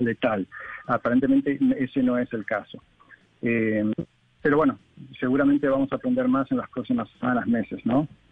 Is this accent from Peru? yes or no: no; Argentina; moved away; yo soy argentino